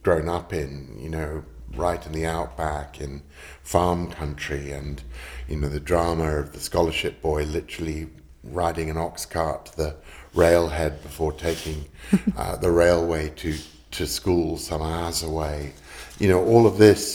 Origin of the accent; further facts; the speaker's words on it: United Kingdom; if people ask me where I'm from, I'd say I'm British.